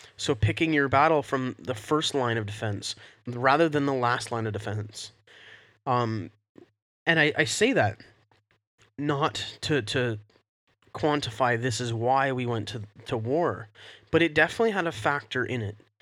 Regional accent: Canada; we're Canadian

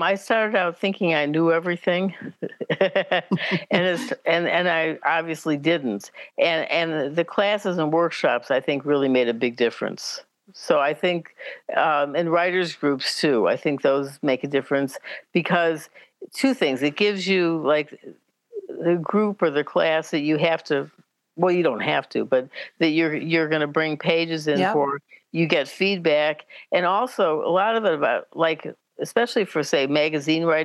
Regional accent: Chicago, Illinois, United States; I grew up in Chicago

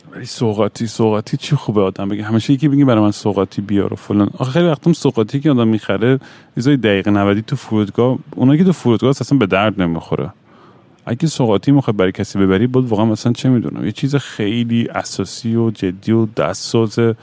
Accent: Iran; moved away; also born or lived in Vancouver; تو بچگیمون تو ایران

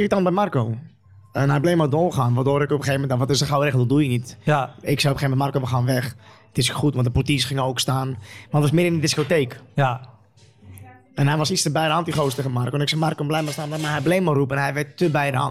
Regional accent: Utrecht, Netherlands; ik kom uit Utrecht Overvecht.

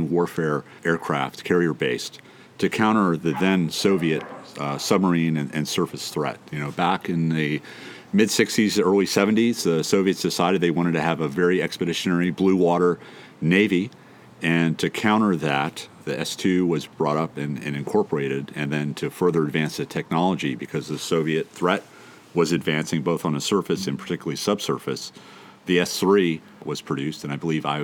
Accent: United States; also born or lived in South Florida / Southern California; now in San Diego, United States; I grew up on the beaches of South Florida and Southern California

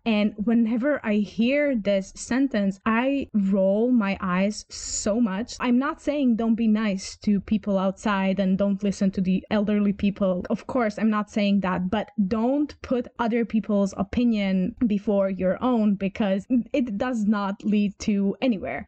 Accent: Croatia; English is a second language; I am from Croatia, meaning from the Balkans

